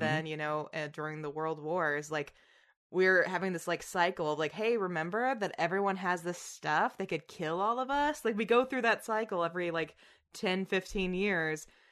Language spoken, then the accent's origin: English; Tennessee, United States; now in New York, United States; I'm from Tennessee